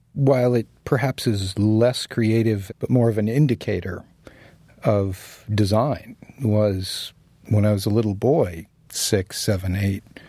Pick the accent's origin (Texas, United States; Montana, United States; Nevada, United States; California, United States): California, United States; San Diego; moved away as an adult; also born or lived in San Francisco; now in New York, United States; I grew up in San Diego